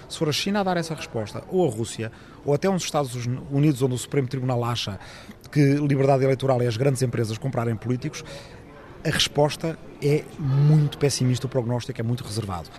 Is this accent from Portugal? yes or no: yes; Lisbon, Portugal; also born or lived in Ribatejo; nasci em 1972 em Lisboa, passei uma parte da minha infância numa pequena aldeia no Ribatejo